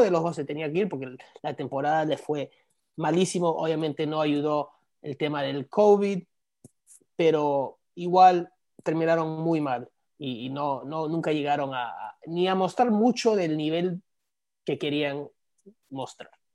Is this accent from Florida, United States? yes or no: yes; South Florida, United States; also born or lived in New Jersey / New York; yo soy de acá, soy de la Sur Florida, ah, me crié acá.